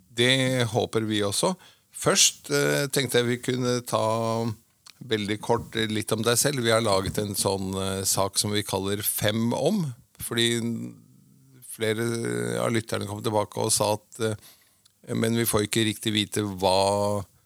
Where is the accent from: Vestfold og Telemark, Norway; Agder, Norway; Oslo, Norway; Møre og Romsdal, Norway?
Oslo, Norway; jeg er født og oppvokst på Marienlyst midt i tjukkeste Oslo